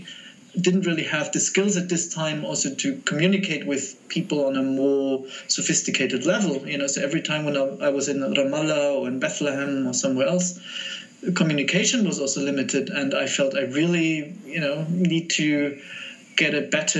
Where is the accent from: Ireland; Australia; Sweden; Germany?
Germany; Munich, Bavaria; moved away as an adult; I grew up in Munich in a setting that was not very diverse